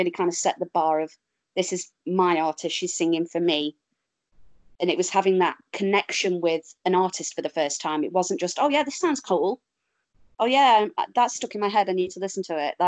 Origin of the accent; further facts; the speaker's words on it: Derby, East Midlands, United Kingdom; moved away; also born or lived in Stoke-on-Trent; I'm from Derby